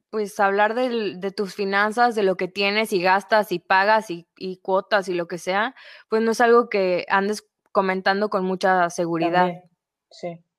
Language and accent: Spanish; Mexico